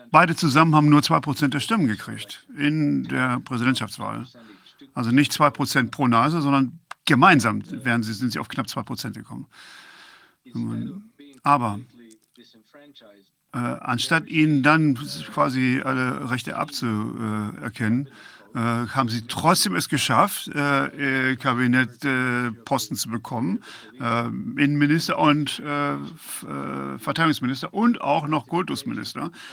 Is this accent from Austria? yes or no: no; Croatia; Ich bin Kroate und ich habe äh, im Balkankrieg 1990 äh, mitgemacht und meine äh, Eltern genauso, halb, halb.